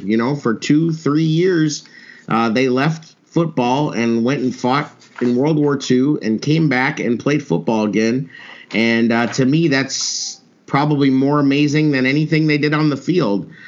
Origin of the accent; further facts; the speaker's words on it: Albuquerque, New Mexico, United States; I grew up in Albuquerque, New Mexico